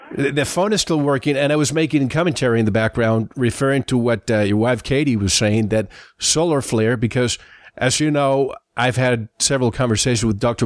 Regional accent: Santiago, Santiago Metropolitan Region, Chile; I'm from Santiago

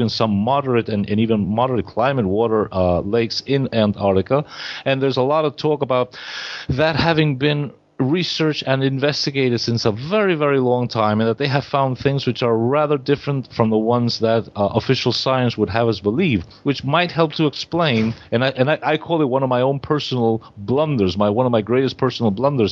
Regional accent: New York City, New York, United States; now in Argentina; I was brought up in New York City. In the 1960s, I went to school

